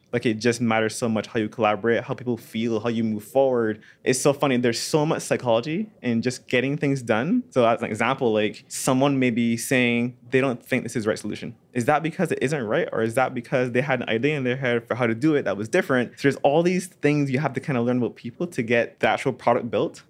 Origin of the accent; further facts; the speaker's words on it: Barbados; moved away; my dad runs a computer company in Barbados